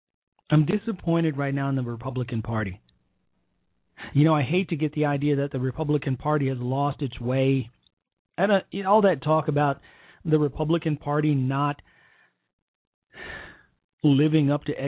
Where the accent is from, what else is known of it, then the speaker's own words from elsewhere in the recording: Chicago, Illinois, United States; accent: country twang; I have a country twang, and I'm from Chicago, and my brothers and sisters don't.